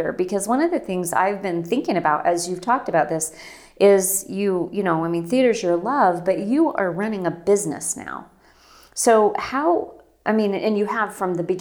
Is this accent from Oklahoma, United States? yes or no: no; Rigby, Idaho, United States; I'm a Rigby person.